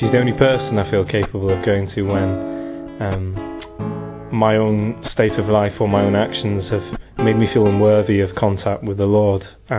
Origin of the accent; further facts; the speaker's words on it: England, United Kingdom; I'm from England and I'm 25 years old.